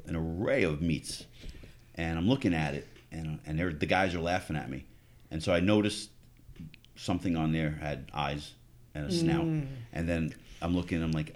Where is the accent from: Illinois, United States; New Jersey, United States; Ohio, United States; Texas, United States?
New Jersey, United States; I'm from Jersey.